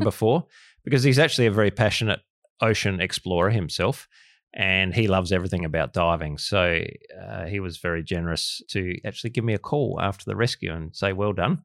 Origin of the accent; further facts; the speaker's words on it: Australia; Australian of the Year